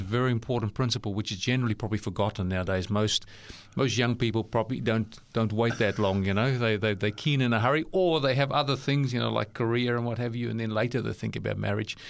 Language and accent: English; South Africa; accent: South African; also born or lived in New Zealand; now in Australia; my accent gives away that I'm South African born